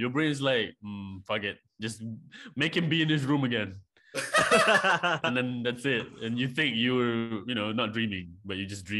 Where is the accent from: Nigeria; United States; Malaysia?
Malaysia; I'm from Malaysia.